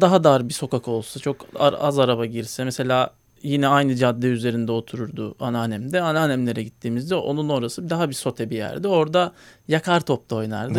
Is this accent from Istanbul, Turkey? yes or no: yes; Istanbul, Turkey; hayatımın ilk 7 senesini Bakırköy'de geçirdim.